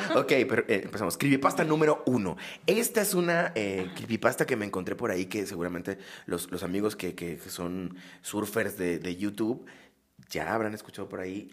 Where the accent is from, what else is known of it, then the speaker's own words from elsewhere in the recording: Acapulco, Guerrero, Mexico; soy de Acapulco, tiene un sentido más como de la, de la costa acapulqueño